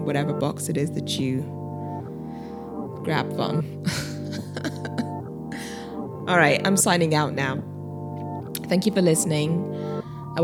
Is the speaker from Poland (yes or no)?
no; London, United Kingdom; moved away as an adult; now in New York, United States; I am a British Nigerian, born and bred in London, England. And I moved to New York, 2 years ago